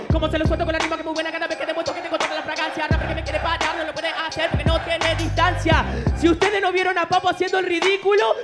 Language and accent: Spanish; Rosario, Santa Fe, Argentina; Todo respeto, las manos arriba, yo vengo de Rosario. Lo que le jode es que a todos se la aplico y que tuve los huevos de salir desde un pueblo chico.